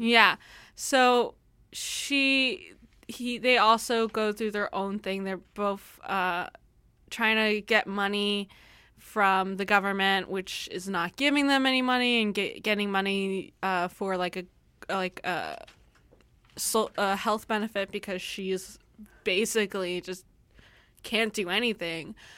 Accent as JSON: {"language": "English", "country": "United States", "said": "I'm American"}